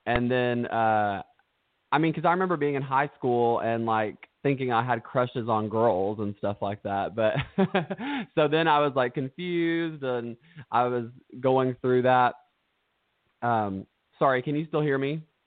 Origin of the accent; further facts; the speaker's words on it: Stearns, Kentucky, United States; I'm from Stearns, Kentucky